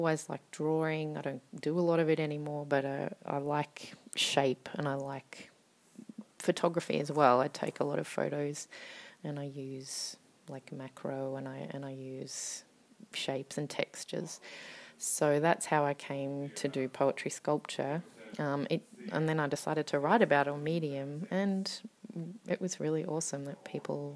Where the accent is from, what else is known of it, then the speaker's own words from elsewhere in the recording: Australia; now in Finland; I am an Australian poet and writer based in Finland.